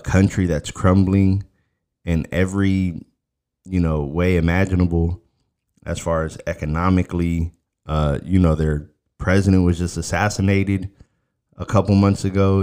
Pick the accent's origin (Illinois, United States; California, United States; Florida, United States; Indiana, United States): Florida, United States; Miami; moved away; I'm originally from Miami.